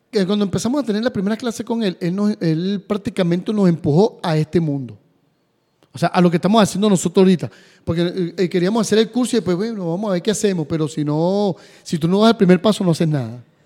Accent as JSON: {"language": "Spanish", "country": "Venezuela", "said": "mi país"}